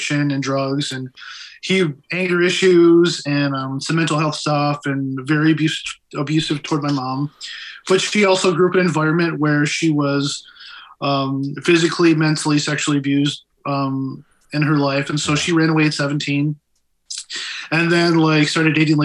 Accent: Big Rapids, Michigan, United States; also born or lived in Flint, Michigan; he moved us over to Big Rapids

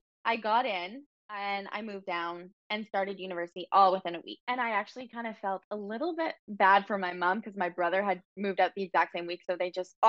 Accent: Fredericton, New Brunswick, Canada; moved away as an adult; now in Saint John, Canada; born and raised on the East Coast. So I was actually born in Fredericton, New Brunswick, moved to St. John, New Brunswick about 6-ish years ago now to finish my university degree.

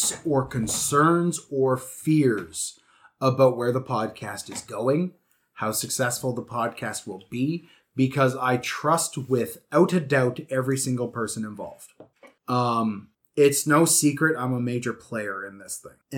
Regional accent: Canada; I'm Canadian

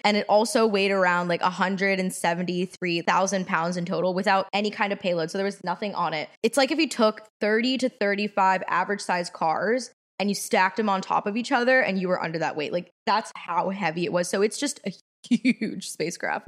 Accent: Washington, District of Columbia, United States; also born or lived in Los Angeles; I'm also from Washington, D C.

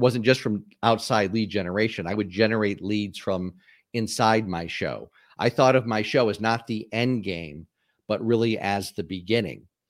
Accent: Springfield, Massachusetts, United States; moved away as an adult; also born or lived in Atlanta, Georgia; I was, uh, born and raised in, uh, Springfield, Massachusetts

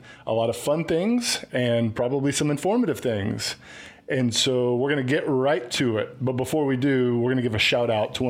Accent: Dallas, Texas, United States; I was up here in Dallas.

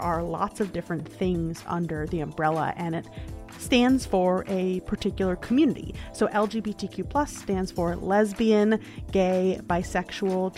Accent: New York, United States; I am a born and bred New Yorker

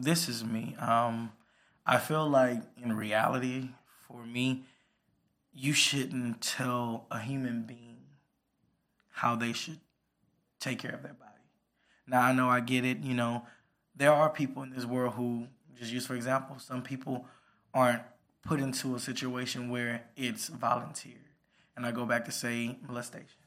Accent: Port Arthur, Texas, United States; I came from small little city, pulled off the Texas Atlanta, the Trill, the original Trill

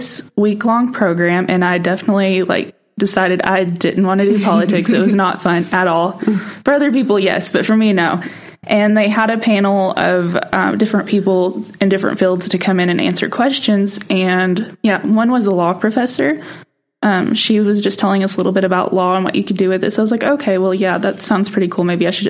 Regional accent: Eastern Oklahoma, United States; moved away as an adult; now in Oklahoma City, United States; I'm a 2L from Atabel, Oklahoma, so way in the middle of nowhere.

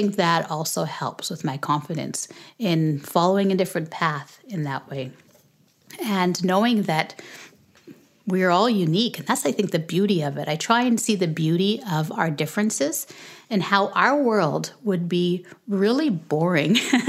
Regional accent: Canada; also born or lived in Jamaica / Lagos, Nigeria / United States; I was born in Canada, but when we were 6 weeks old, when I was 6 weeks old, we moved back to Jamaica. And we moved back when I was school age, back to Canada. But in between that, we had lived in Nigeria, Lagos, Nigeria.

